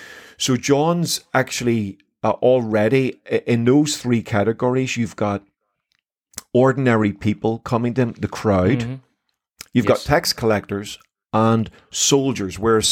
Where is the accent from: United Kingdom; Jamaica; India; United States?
United Kingdom; Belfast, Northern Ireland; I was raised in Belfast City.